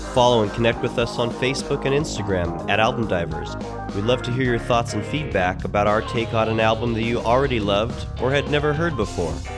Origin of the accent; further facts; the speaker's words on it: Seattle, Washington, United States; Seattle, which is my hometown